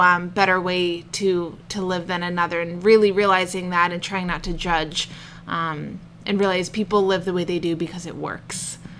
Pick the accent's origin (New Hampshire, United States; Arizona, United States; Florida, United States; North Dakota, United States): New Hampshire, United States; the Seacoast; also born or lived in Portland, Oregon / Oman / England; I moved to the seacoast when I was about eight. Okay. And I've been here ever since